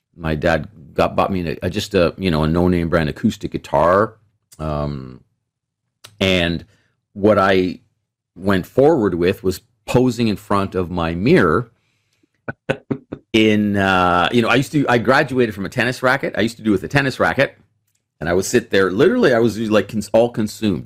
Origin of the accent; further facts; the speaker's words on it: Toronto, Ontario, Canada; also born or lived in Mississauga; I grew up in Etobicoke in Toronto